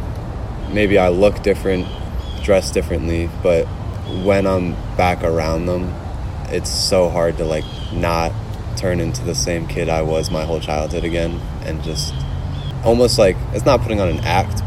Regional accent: Connecticut, United States; growing up in Connecticut

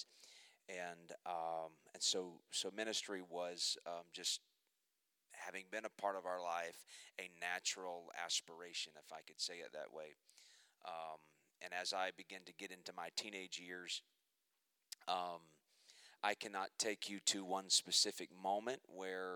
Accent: Muskogee, Oklahoma, United States; I was born in Muskogee, Oklahoma. I was raised a preacher's kid

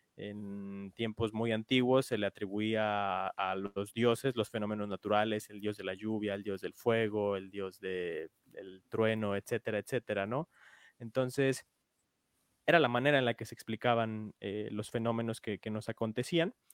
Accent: Mexico; como mexicanos

